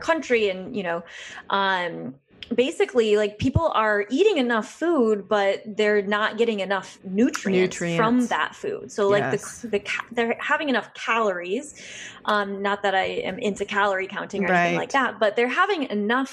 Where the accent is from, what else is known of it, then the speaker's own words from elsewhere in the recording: West Michigan, United States; being from a small town in West Michigan